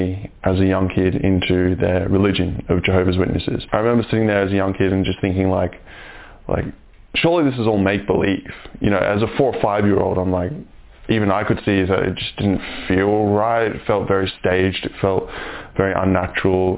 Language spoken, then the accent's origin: English; Brisbane, Queensland, Australia; also born or lived in New Zealand; I've lived in Australia most of my life, mostly Brisbane